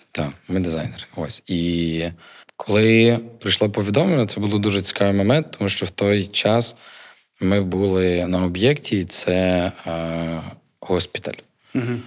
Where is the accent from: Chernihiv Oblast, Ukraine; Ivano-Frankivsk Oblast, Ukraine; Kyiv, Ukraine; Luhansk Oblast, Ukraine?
Ivano-Frankivsk Oblast, Ukraine; Ivano-Frankivsk; now in Lviv, Ukraine; я родом з Івано-Франківська